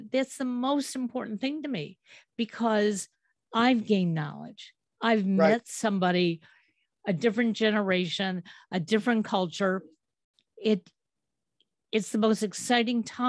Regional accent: Cleveland, Ohio, United States; I'm from Cleveland

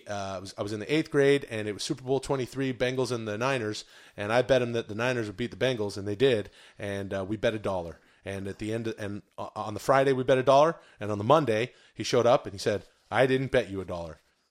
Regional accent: Vancouver, British Columbia, Canada; I grew up in Vancouver, British Columbia, and the Seattle Seahawks were nearby.

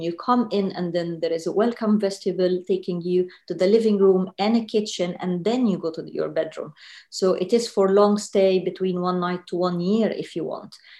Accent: Egypt; moved away as an adult; now in London, United Kingdom; Egypt, born and raised uh, in Egypt, moved to London 2008

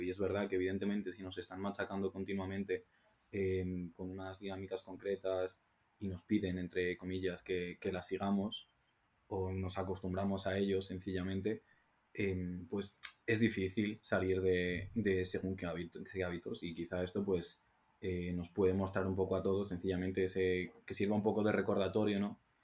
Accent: Salamanca, Castile and León, Spain; siendo de Salamanca

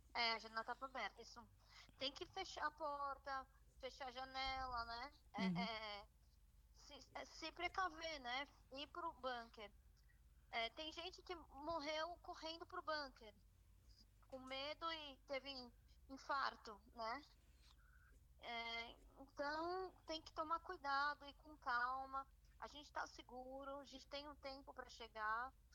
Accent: São Paulo, Brazil; moved away as an adult; now in Ramat Gan, Israel; Eu sou de São Paulo

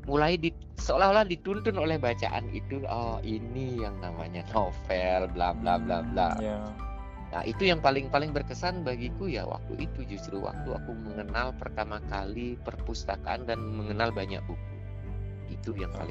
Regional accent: Bali, Indonesia; Nah, aku kan orang desa, desa banget hmm. loh. Zaman itu jalan di desaku belum beraspal. Jadi tamat SD, aku dikirim sama bapakku sama ke ke ke kota negara. Cuma 20 kilo dari dusunku ke negara

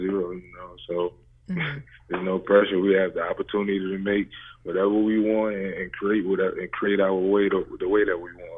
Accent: New Orleans, Louisiana, United States; now in Charlotte, United States; I'm actually from New Orleans

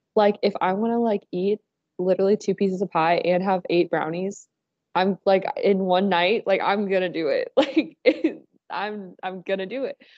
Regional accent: Dayton, Ohio, United States; I'm from Dayton

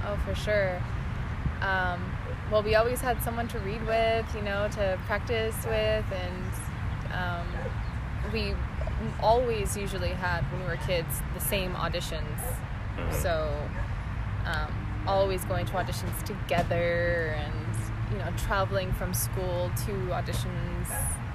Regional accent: Hayward, California, United States; also born or lived in Los Angeles, United States; Okay, I was born in Hayward, California.

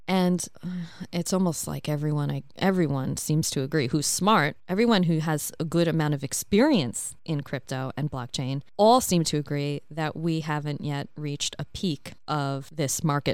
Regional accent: New York, United States; now in Australia; I'm in Australia from New York

